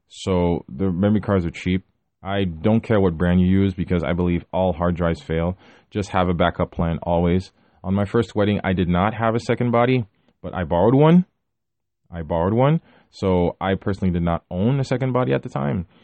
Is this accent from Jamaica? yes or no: no; Haiti; moved away; my hometown in Haiti